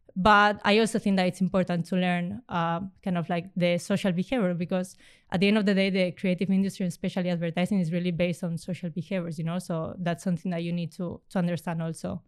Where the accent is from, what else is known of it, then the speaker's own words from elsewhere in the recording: Spain; moved away as an adult; also born or lived in Romania; now in Amsterdam, Netherlands; I come from Spain